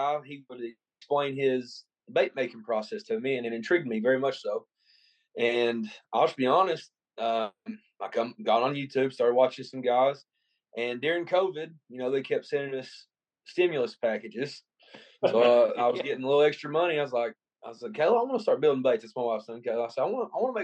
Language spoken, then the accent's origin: English; United States; moved away as an adult; now in Manchester, United States; I'm originally from Morrow County. Moved down here to Manchester about, 5 years ago